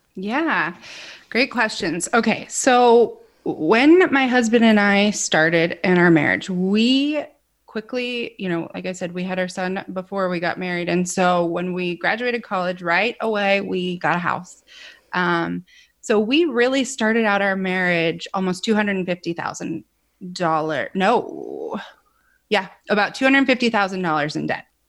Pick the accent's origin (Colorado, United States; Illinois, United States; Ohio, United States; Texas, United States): Ohio, United States; moved away as an adult; also born or lived in California; we're born and raised in Ohio, so we're back here with family